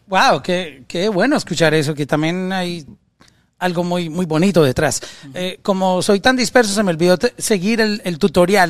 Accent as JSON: {"language": "Spanish", "country": "Colombia", "said": "alguien de mi país, en Colombia"}